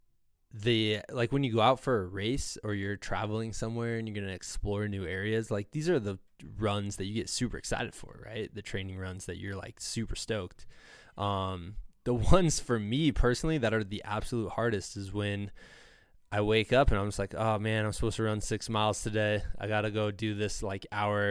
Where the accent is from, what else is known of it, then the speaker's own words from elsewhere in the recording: Iowa, United States; growing up in Iowa